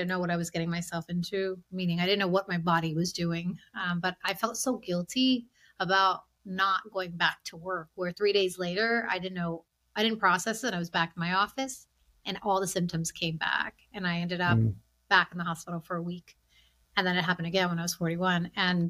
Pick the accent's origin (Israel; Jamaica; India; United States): India; It's just, I'm from India. My husband's from Sri Lanka.